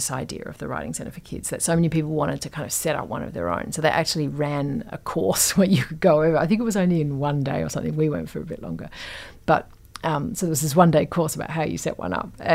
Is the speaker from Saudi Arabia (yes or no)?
no; Perth, Western Australia, Australia; moved away; also born or lived in England; when I was growing up in Perth, which is like incredibly hot